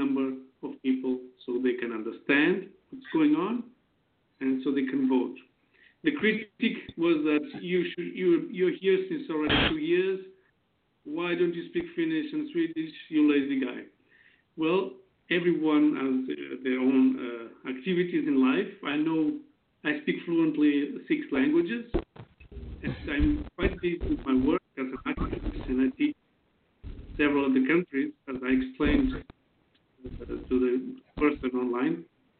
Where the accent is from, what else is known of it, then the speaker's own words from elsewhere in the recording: Porto, Norte, Portugal; born there; also born or lived in Germany; I was born in Portugal, the city of Porto. I'm 37 years old.